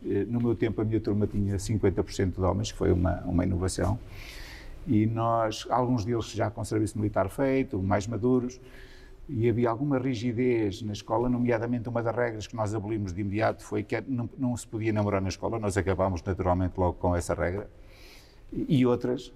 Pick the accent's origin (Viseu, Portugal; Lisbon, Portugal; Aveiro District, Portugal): Viseu, Portugal; Santa Comba Dão; a minha eh, juventude é passada nessa, nessa aldeia maior, São Juninho